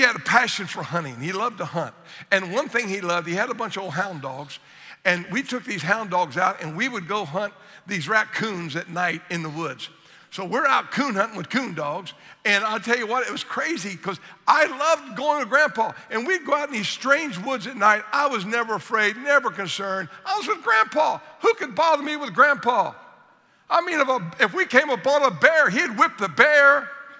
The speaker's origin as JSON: {"language": "English", "region": "Southern Ohio", "country": "United States", "tie": "born or raised there", "moved": "yes", "said": "I grew up in Southern Ohio"}